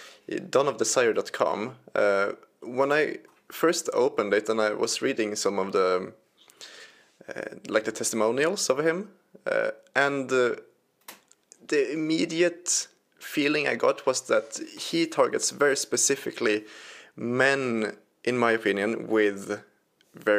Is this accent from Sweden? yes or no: yes; Sweden; my home country, Sweden